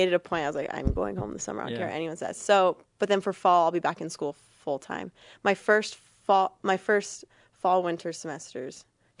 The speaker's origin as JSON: {"language": "English", "region": "California", "country": "United States", "tie": "born or raised there", "said": "actually heading back to California to go coach like a luge clinic."}